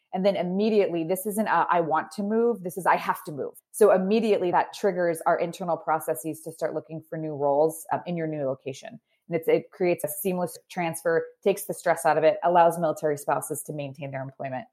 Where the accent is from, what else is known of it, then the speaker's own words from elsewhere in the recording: Idaho, United States; moved away as an adult; also born or lived in Seattle; I grew up in Idaho, no connection to the military, moved to Seattle to start my sort of professional career.